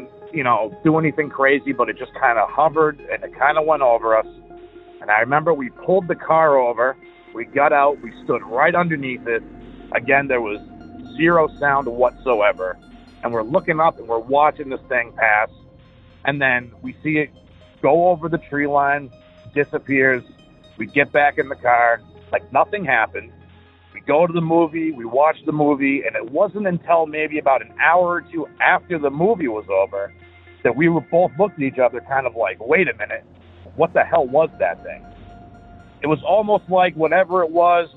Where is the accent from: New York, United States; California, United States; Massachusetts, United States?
Massachusetts, United States; I'm from Massachusetts